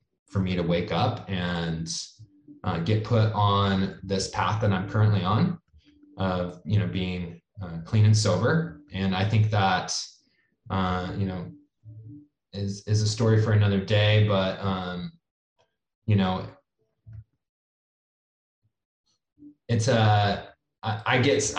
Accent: Santa Cruz, California, United States; I'm from Santa Cruz

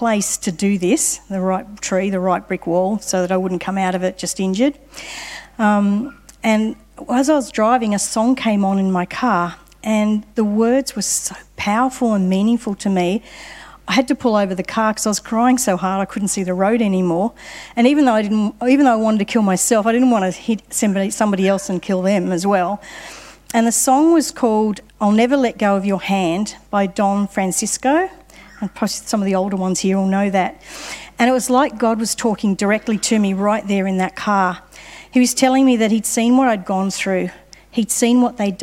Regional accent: Sydney, New South Wales, Australia; I grew up in Sydney

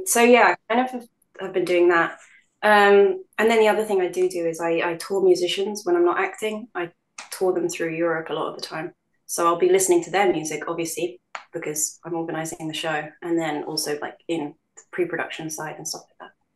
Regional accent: London, United Kingdom; born in London. So I'd say when people ask me what um, what I identify as, I'd probably say I'm a Londoner first

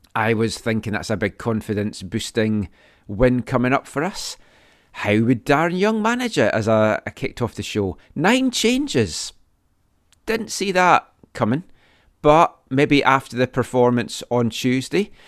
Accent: Scotland, United Kingdom; accent: Scottish; moved away; my Scottish accent

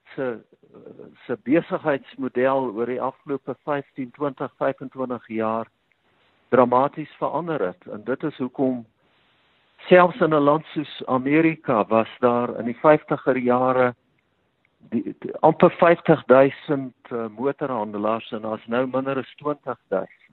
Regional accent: Bultfontein, Free State, South Africa; also born or lived in Kroonstad; ek het in die Vrystaat grootgeword in 'n uh, dorpe met die naam van Bultfontein.

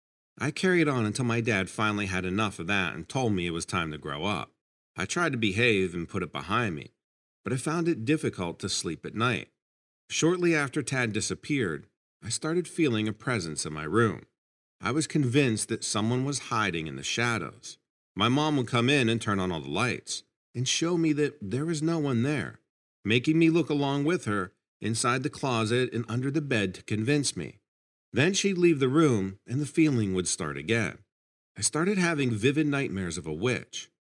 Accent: Ashland, Nebraska, United States; I grew up in Ashland, Nebraska, which is a small town about a half hour from Omaha. I was an only child.

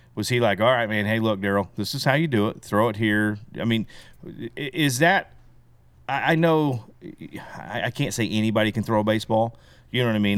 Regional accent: Belton, Missouri, United States; also born or lived in Texas; We moved from Texas, uh, to Belton in eighty-one. Uh, so I started first grade

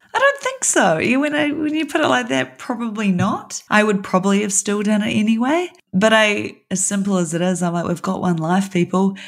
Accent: New Zealand; I'm from New Zealand

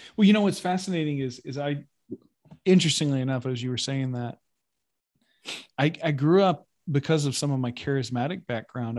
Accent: United States

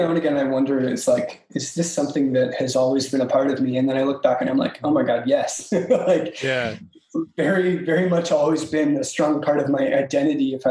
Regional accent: Washington, United States; born or raised there; moved away as an adult; also born or lived in Alaska; now in Seattle, United States

